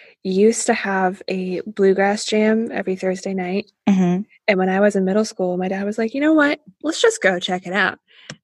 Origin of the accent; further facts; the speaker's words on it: Livingston, Montana, United States; moved away; I grew up in Montana, so I took a solo road trip back home.